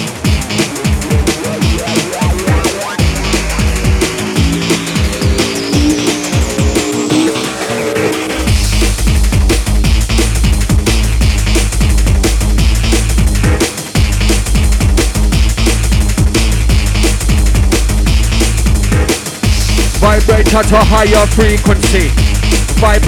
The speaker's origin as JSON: {"language": "English", "town": "Croydon", "region": "London", "country": "United Kingdom", "tie": "born or raised there", "moved": "as an adult", "lives_now": "Leeds, United Kingdom", "said": "Born and raised in South London for 36 years, my home was Croydon. Nowadays I'm a West Yorkshire man. I moved up to Leeds"}